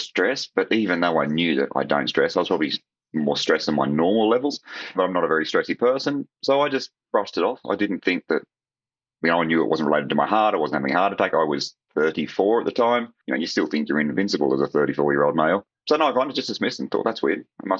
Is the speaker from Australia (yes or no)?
yes; Australia; Not quite the same as Australian home.